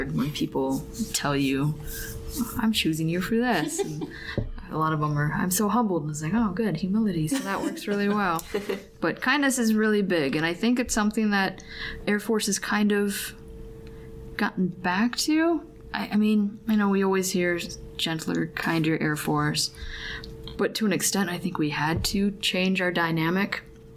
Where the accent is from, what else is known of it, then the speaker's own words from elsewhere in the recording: Alaska, United States; moved away; I'm from Alaska